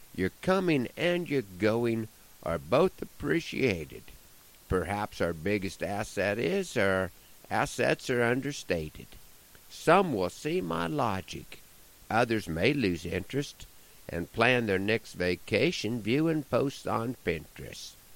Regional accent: Broken Bow, Nebraska, United States; moved away; There are stretches when I go a long time without doing a show in my hometown

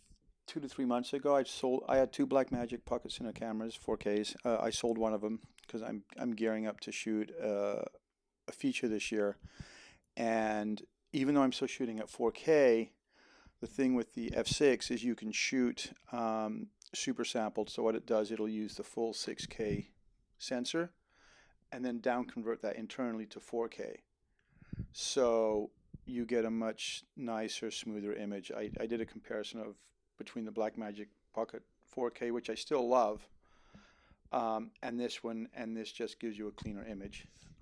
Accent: Netherlands; now in United States; I even though I'm an American, I grew up in Holland and I always wanted to do something in music.

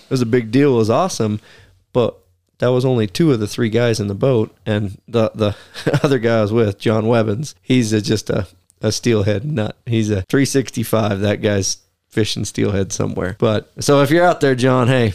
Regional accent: Pacific Northwest, United States; growing up in Pacific Northwest hunting and timber country

